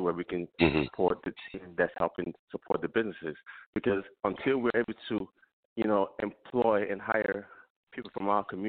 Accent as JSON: {"language": "English", "region": "Lagos", "country": "Nigeria", "tie": "born or raised there", "moved": "yes", "said": "I was born in Lagos, Nigeria"}